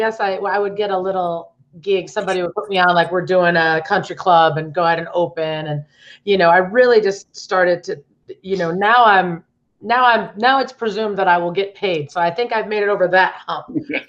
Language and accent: English; Cleveland, Ohio, United States; I'm from Cleveland, Ohio.